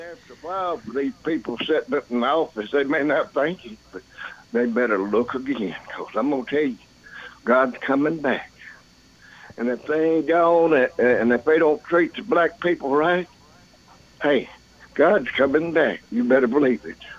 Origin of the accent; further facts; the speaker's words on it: Murfreesboro, Tennessee, United States; I was born on Flat Rock Road in Halls Hill Pike. I, I was born in that house